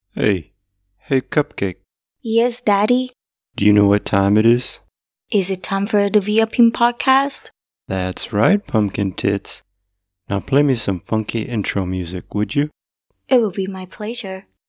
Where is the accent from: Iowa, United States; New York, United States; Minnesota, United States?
New York, United States; upstate; moved away as an adult; also born or lived in Southern California / Japan; I left my hometown in upstate New York and moved out to sunny Southern California in my mid 20s